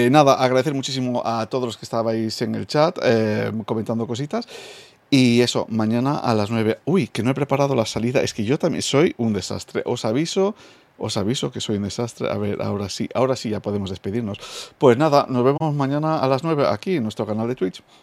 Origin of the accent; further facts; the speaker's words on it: United Kingdom; Spanish is a second language; Soy británico y me, me equivoco